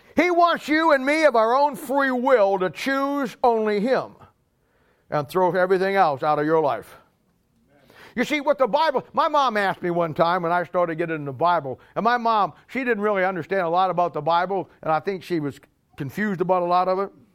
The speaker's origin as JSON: {"language": "English", "country": "United States", "said": "we as American Christians"}